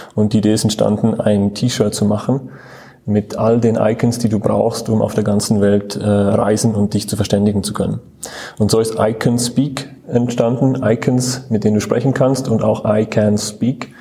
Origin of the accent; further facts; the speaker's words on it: Switzerland; now in Munich, Germany; ich komme ursprünglich aus der Schweiz